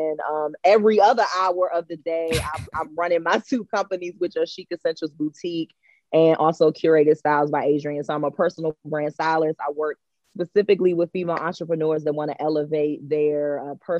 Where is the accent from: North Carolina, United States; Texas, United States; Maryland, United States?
Maryland, United States; Largo; I am a DMV native. I was born and raised in Prince George's County. I'm from the Largo area.